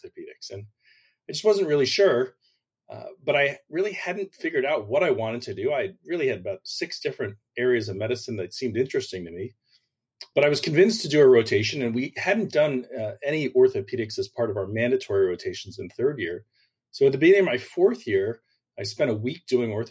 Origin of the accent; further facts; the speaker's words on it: Clifton, New Jersey, United States; moved away as an adult; also born or lived in Virginia; now in Naples, United States; I'm originally from Clifton, New Jersey, which is right outside New York City. I grew up a relatively typical suburban lifestyle